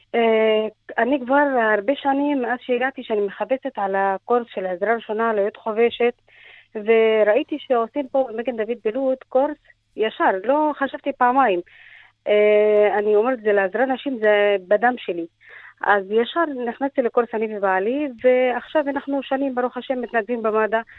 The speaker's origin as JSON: {"language": "Hebrew", "country": "Egypt", "tie": "born or raised there", "also_born_or_lived": "Lebanon", "moved": "as an adult", "lives_now": "Israel", "said": "אני נולדתי בלבנון, אה, רק שנתיים נשארתי שם במלחמה, ברחנו למצרים. גדלתי ולמדתי לימודים שלי במצרים"}